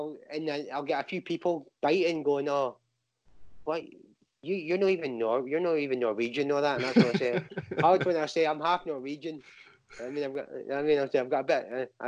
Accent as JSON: {"language": "English", "town": "Banbury", "region": "South East England", "country": "United Kingdom", "tie": "born there", "said": "I was born in Banbury, Oxfordshire, and my brother was born in Germany."}